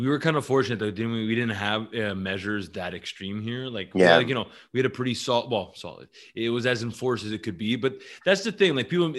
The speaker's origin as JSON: {"language": "English", "area": "North Shore", "region": "Quebec", "country": "Canada", "tie": "born or raised there", "said": "I grew up in North Shore"}